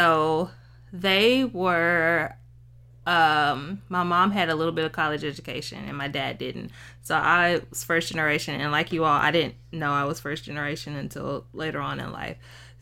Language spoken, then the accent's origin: English; Dallas, Texas, United States; I am from Dallas, Texas, from Oak Cliff, Texas, actually, which a lot of people know as the lower income area of Dallas. So I grew up in a city, and I had both parents in the household until I was 9.